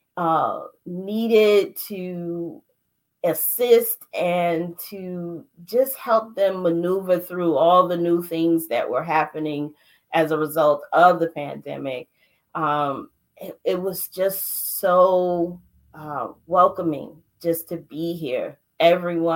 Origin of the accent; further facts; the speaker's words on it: New York City, New York, United States; now in District Heights, United States; I'm originally from Brooklyn, New York. I now reside in District Heights, Maryland